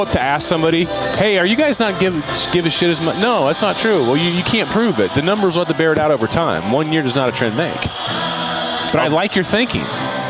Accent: West Branch, Iowa, United States; we grew up with in West Branch.

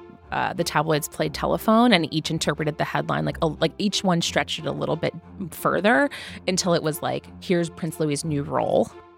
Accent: United Kingdom; Like, we support you. We're British and we support you. You're loved here.

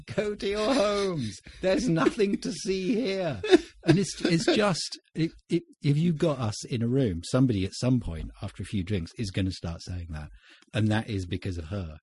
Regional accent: Winchester, South East England, United Kingdom; born or raised there

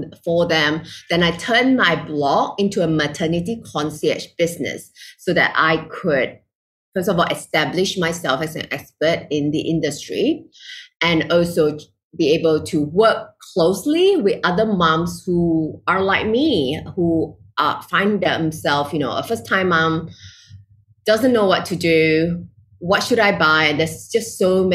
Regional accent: Malaysia; moved away as an adult; now in Singapore; I'm originally from Malaysia, living in Singapore

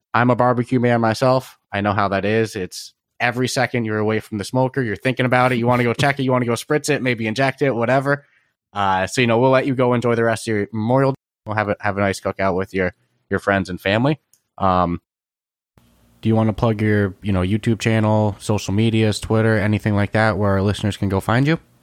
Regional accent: East Coast, United States; I'm from the East Coast

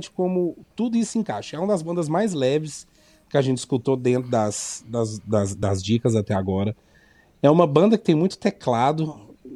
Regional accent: Goiânia, Goiás, Brazil; Bem, eu sou de Goiânia

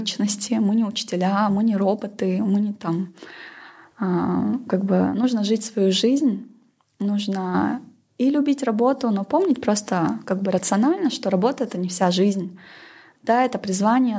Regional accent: Pavlodar, Pavlodar Region, Kazakhstan; я сама родом из Павлодара, это такой промышленный город.

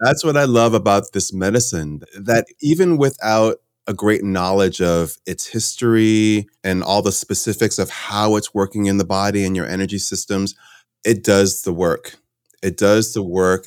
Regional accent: Connecticut, United States; moved away; also born or lived in New York / California; I grew up in Connecticut.

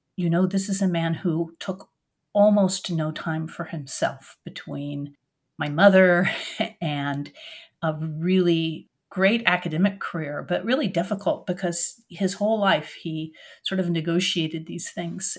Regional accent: Oregon, United States; also born or lived in France; now in Durham, United States; I grew up in Oregon

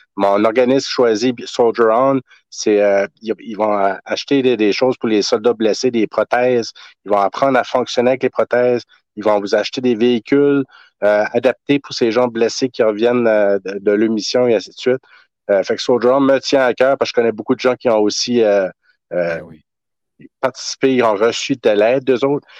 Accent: Tracadie-Sheila, New Brunswick, Canada; Je suis originaire de Nouveau-Brunswick, euh, tracadie shayla

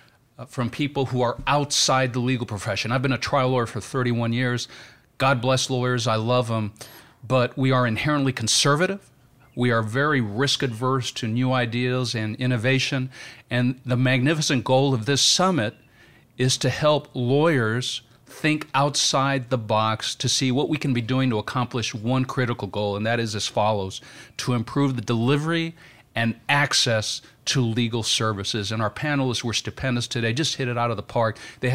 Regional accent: Pasadena, California, United States; from Pasadena, California, an adjunct law professor.

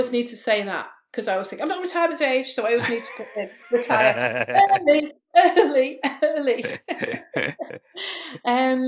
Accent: Liverpool, North West England, United Kingdom; also born or lived in Chester; I'm from Liverpool. Lots of people think, oh, you haven't got a Liverpool accent till I, talk like that. But yeah, Liverpool born and bred, and lived here most of my life

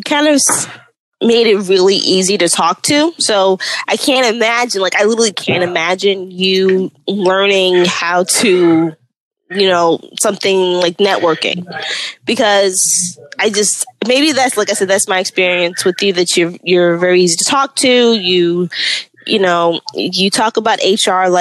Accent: New York, United States; I'm a New Yorker

